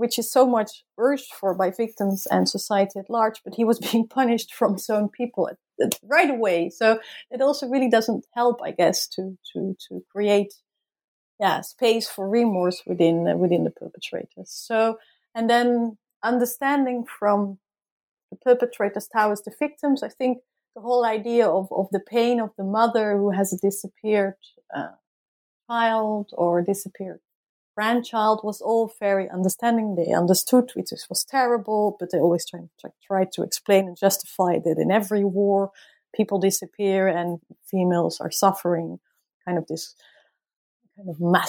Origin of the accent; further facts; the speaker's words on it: Netherlands; And also I did inform the tribunals, okay, I'm from the Netherlands and I'm here to study the trial.